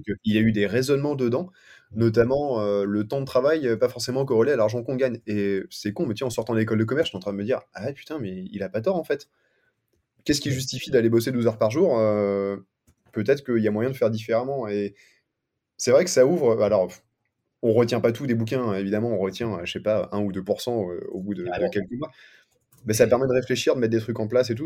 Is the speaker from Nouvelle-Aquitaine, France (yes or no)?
no; Paris, Île-de-France, France; moi je viens de Paris à la base